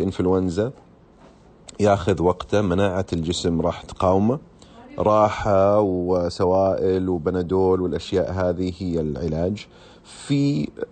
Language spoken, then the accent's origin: Arabic; Saudi Arabia; عندنا هنا في السعودية